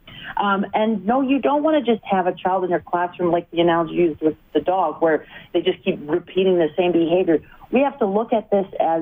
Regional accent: Vancouver, British Columbia, Canada; I'm from Vancouver, BC, and I'm in Ontario, in Ottawa and Toronto, doing training

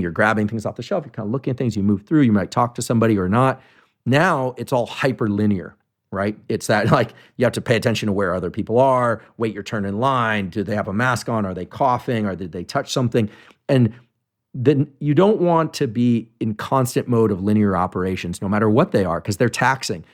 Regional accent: Bay Area, California, United States; I grew up in the Bay Area

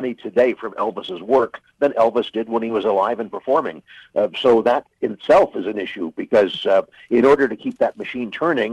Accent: Canada; as a Canadian

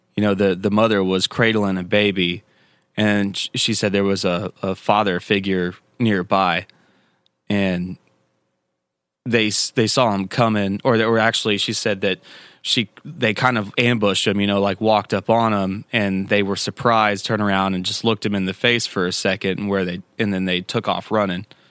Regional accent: Tennessee, United States; I grew up here in Tennessee

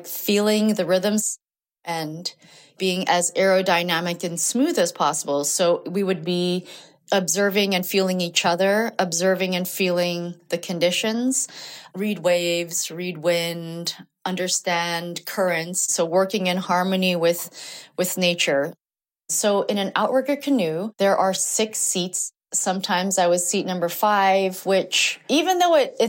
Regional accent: Honolulu, Hawaii, United States; I grew up in Honolulu, Hawaii, to Korean immigrant parents

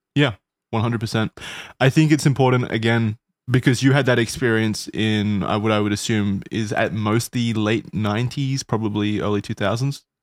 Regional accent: Australia; accent: Australian; my Australian accent

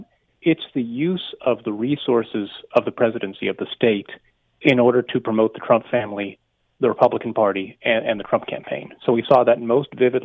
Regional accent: United States; moved away as an adult; now in Canada; my home country

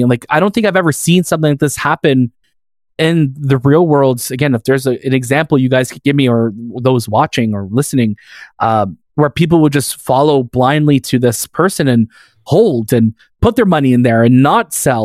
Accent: Canada; that's what we grew up with here in Canada.

